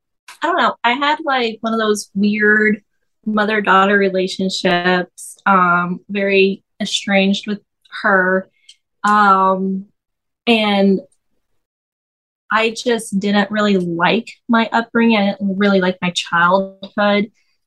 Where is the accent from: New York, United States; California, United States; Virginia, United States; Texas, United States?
Texas, United States; Fort Worth; I'm from Fort Worth, Texas. So it's like right outside of Dallas.